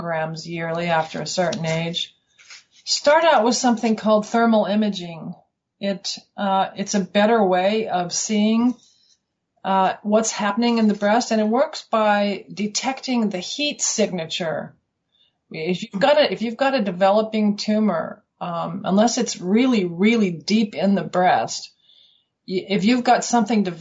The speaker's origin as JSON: {"language": "English", "region": "Colorado", "country": "United States", "moved": "as an adult", "lives_now": "Western Australia, Australia"}